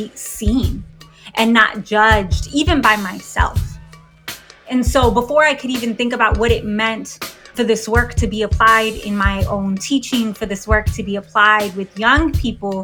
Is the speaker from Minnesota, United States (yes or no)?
no; San Diego, California, United States; I grew up on the San Diego-Tijuana border